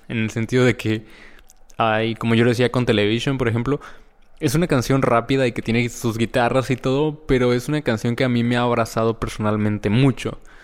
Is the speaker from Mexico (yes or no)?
yes; Mexico; yo como mexicano